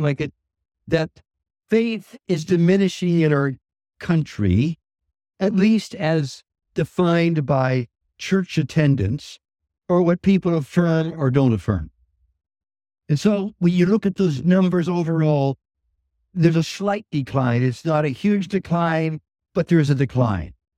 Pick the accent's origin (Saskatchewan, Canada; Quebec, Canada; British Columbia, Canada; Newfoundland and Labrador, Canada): Saskatchewan, Canada; Saskatoon; moved away; also born or lived in Montreal; I was raised in Saskatoon